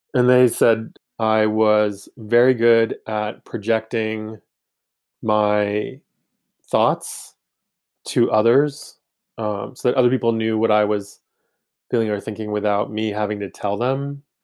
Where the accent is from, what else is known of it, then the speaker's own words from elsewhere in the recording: Maine, United States; growing up in Maine